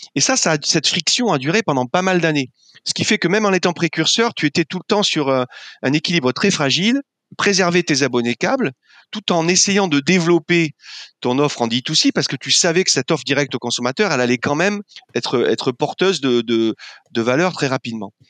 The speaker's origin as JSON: {"language": "French", "area": "Landes", "region": "Nouvelle-Aquitaine", "country": "France", "also_born_or_lived": "Paris", "moved": "as an adult", "said": "moi, je venais de, du sud-ouest de la France, des Landes, où je vis maintenant"}